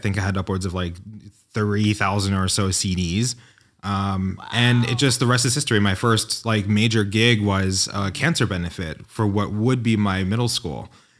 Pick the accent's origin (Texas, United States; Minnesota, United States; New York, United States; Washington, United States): New York, United States; No, I grew up in New York, and my family were like the partiers.